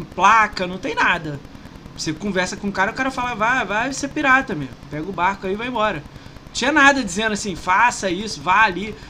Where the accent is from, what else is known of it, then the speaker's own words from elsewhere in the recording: Rio de Janeiro, Brazil; also born or lived in São Paulo; eu sou do Rio